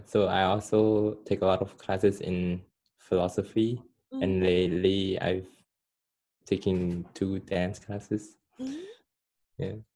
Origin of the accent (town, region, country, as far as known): Cambodia; first language Khmer; English is a second language; moved away